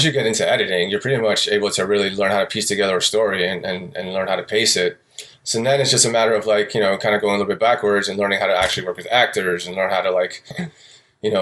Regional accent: New York City, New York, United States; moved away as an adult; now in Oakland, United States; I grew up in New York City, Astoria, Queens. I lived there about pretty much my whole life

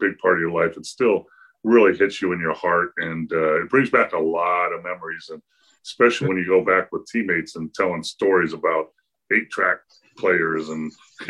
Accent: California, United States; moved away as an adult; also born or lived in Kansas; I'm a kid from California and came to Kansas

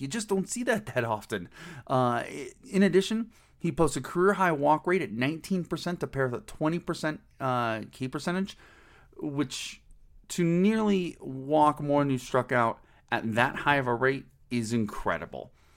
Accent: Cleveland, Ohio, United States; when I was a wee lad growing up in Cleveland, Ohio

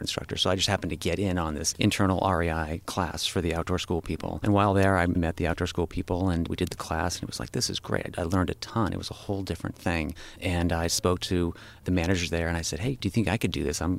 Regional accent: Malibu, California, United States; also born or lived in Newport Beach, California; I grew up in Malibu in Zuma area

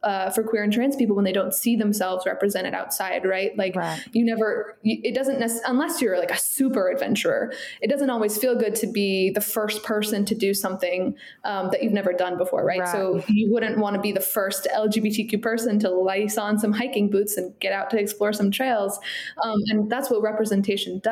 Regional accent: Southern Maine, United States; I grew up in Southern Maine

